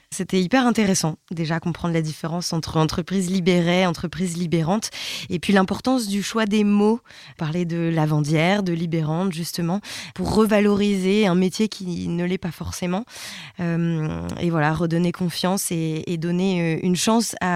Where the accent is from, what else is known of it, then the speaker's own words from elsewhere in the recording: the North, France; Moi, bah je viens du Nord